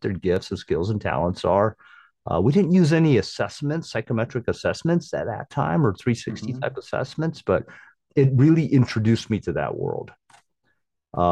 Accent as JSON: {"language": "English", "country": "Guam", "tie": "born or raised there", "moved": "yes", "said": "I was born and raised in Guam"}